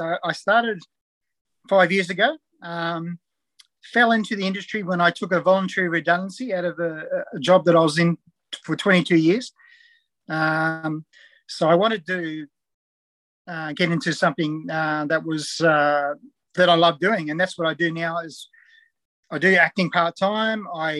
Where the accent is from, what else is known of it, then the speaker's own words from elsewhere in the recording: Perth, Western Australia, Australia; also born or lived in New Zealand; now in Newcastle, Australia; So I was born in New Zealand. come across when I was about 6 years old. We actually moved to WA, Perth, initially, because my dad actually worked in the gold mines in Kalgoorlie.